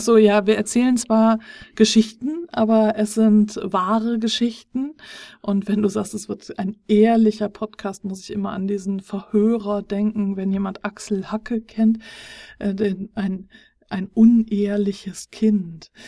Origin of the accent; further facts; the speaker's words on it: Germany; Wir sind hier als äh, Deutsche